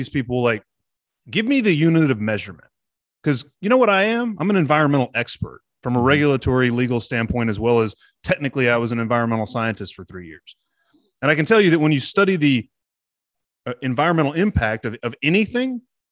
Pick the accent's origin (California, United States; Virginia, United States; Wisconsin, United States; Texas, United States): Texas, United States; I'm a Texan